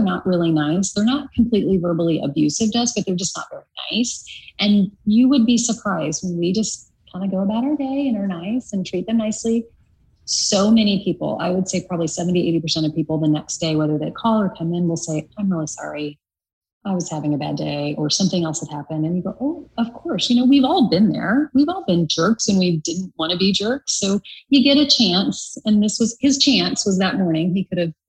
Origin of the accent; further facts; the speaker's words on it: United States; moved away as an adult; also born or lived in Oklahoma / Kansas; now in California, United States; I grew up in Kansas and Oklahoma